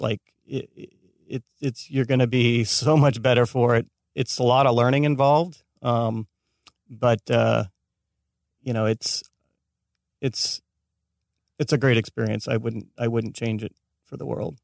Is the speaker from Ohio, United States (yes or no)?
no; Escondido, California, United States; moved away as an adult; now in Los Angeles, United States; born and raised in San Diego